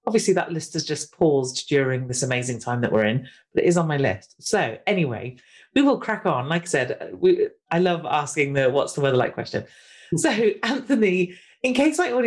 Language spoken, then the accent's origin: English; United Kingdom; we're British